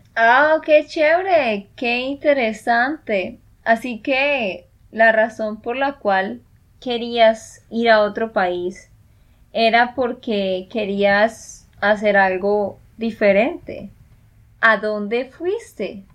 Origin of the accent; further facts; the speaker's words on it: Colombia; de Colombia